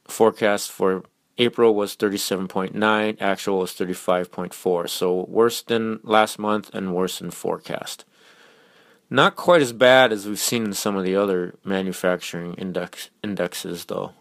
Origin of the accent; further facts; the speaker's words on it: Minnesota, United States; I'm from Minnesota